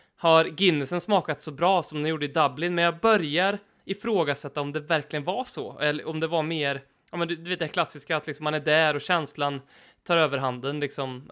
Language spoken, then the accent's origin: Swedish; Karlstad, Värmland, Sweden; min gamla hemmaarena där jag spelade för Norrstrands IF som är Karlstads Arsenal.